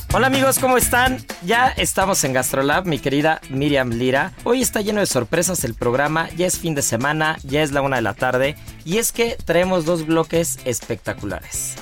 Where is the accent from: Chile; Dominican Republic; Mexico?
Mexico; yo soy mexicano